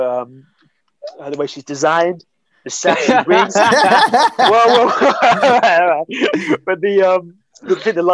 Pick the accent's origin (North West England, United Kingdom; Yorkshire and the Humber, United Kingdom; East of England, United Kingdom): East of England, United Kingdom; Hemsby; I grew up in Hemsby